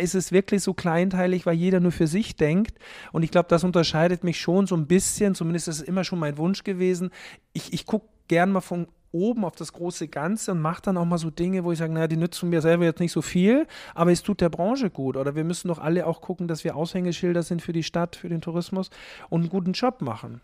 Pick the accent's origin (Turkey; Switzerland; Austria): Austria; Haus im Ennstal, Styria; now in Hamburg, Germany; Ich bin halt aus der Steiermark, aus der Obersteiermark äh, tatsächlich. Haus im Enstal heißt der Ort, wo ich aufgewachsen bin